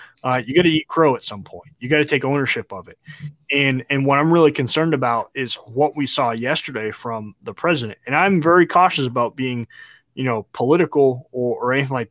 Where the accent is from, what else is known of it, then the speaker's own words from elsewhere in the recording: United States; as an American and as a veteran